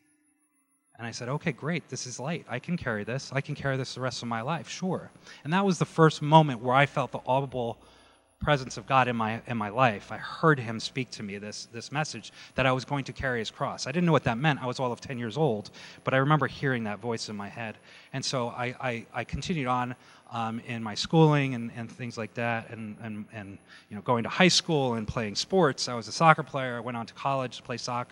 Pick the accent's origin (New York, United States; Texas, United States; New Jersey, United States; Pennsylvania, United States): New Jersey, United States; moved away as an adult; now in California, United States; I grew up in New Jersey. I was born and raised there, and I moved to California in 2000